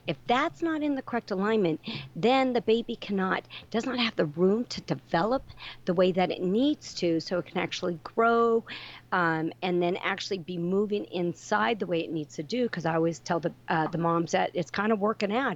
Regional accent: Northern California, United States; I grew up in Northern California on a ranch.

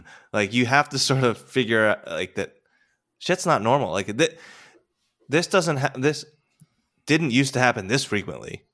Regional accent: United States; as an American over here

